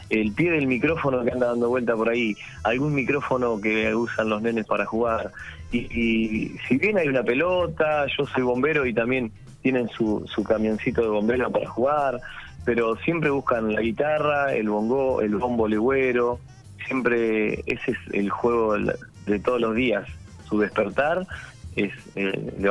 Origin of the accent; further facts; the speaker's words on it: La Plata, Buenos Aires Province, Argentina; Mira, eh, yo soy platense y un día voy a ver una banda allá en La Plata